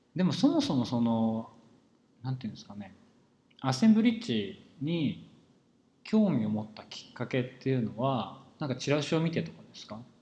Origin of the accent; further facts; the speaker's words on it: rural Saitama, Japan; 僕は埼玉の田舎で育っですけど